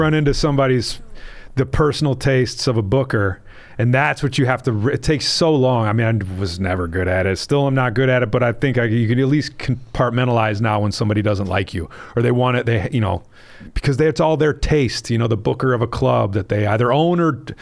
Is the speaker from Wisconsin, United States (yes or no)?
yes; Wisconsin, United States; my own state's